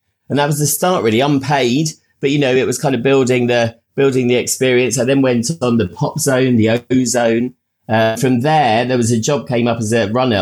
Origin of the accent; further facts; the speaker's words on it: Uckfield, South East England, United Kingdom; moved away as an adult; also born or lived in London; I grew up in Uckfield in Sussex, down on the south coast.